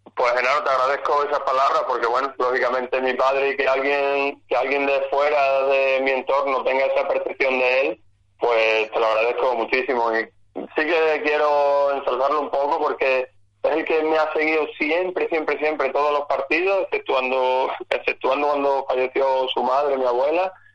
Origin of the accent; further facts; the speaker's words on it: San Vicente de Alcántara, Extremadura, Spain; es toda una vida ligada al fútbol y bueno, y a mi pueblo y al San claro